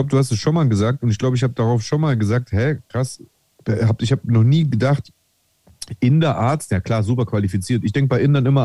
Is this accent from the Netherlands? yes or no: no; Greece; ich äh, identifiziere mich ja äh, auch äh, als Grieche